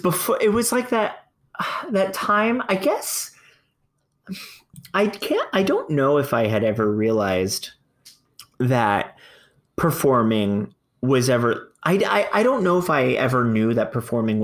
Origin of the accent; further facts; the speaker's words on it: Fort Lauderdale, Florida, United States; I'm from Fort Lauderdale, where arts is alive. It is a very bizarre area, but the arts is pretty alive. And there's regional theaters, equity houses, museums, dance troupes, choir, everywhere. Like I was raised surrounded by the arts